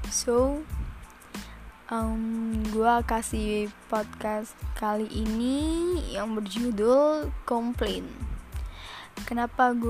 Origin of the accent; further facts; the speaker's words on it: Surabaya, East Java, Indonesia; asal gue dari Surabaya. Hmm, maaf kalau ada yang kata-kata mendok gitu ya.